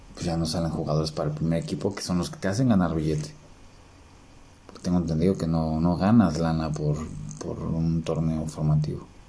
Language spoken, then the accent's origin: Spanish; Mexico City, Mexico; como buen chilango